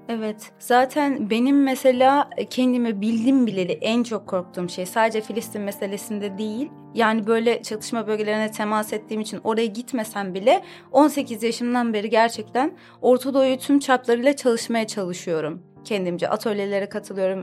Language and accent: Turkish; Istanbul, Turkey; Doğuma büyüme İstanbulluyum. Aslen Vanlıyım.